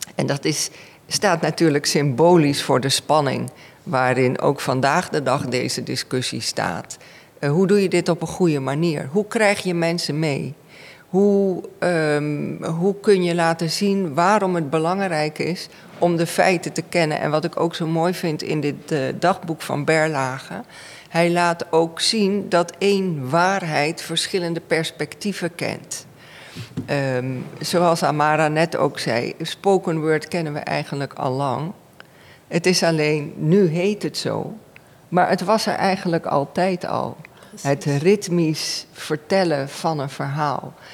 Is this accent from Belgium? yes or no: no; Suriname; first language Dutch; Ik ben in Suriname opgegroeid, Nederlands is mijn moedertaal